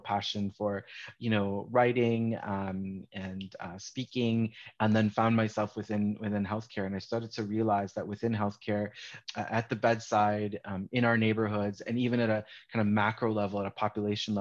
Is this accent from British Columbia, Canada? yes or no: no; Toronto, Ontario, Canada; I was born and raised in Scarborough, Ontario